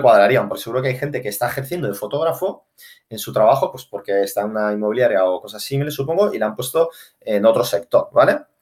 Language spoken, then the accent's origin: Spanish; Barcelona, Catalonia, Spain; en Barcelona, que es de donde yo soy